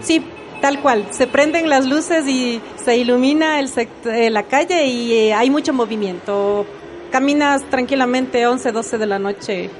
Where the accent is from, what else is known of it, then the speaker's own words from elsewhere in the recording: Riobamba, Chimborazo, Ecuador; now in Quito, Ecuador; Soy oriunda de Riobamba y también estoy radicada ya acá en Quito más de la mitad de mi vida